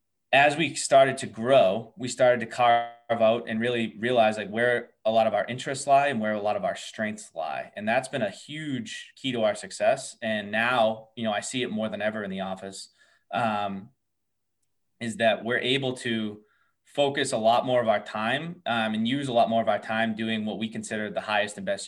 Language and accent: English; Massachusetts, United States; we're all from Massachusetts as well.